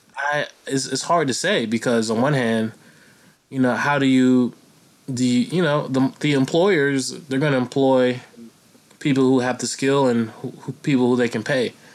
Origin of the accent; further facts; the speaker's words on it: United States; as an American